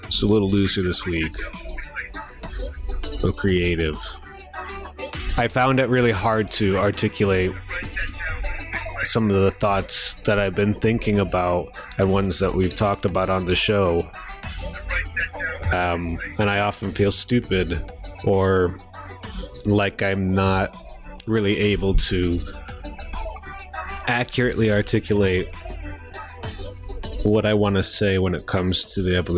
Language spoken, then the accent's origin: English; New York, United States; Growing up in New York